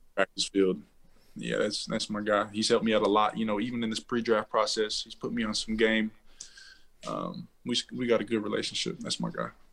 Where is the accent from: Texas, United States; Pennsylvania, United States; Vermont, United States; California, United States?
Texas, United States; Waco; also born or lived in Fort Hood / Houston; I was born in Texas, raised in Texas, um, Central Texas, Waco